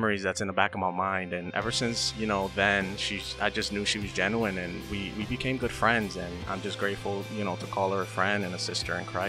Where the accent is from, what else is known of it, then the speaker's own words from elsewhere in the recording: Hazleton, Pennsylvania, United States; And, you know, I grew up in Hazleton.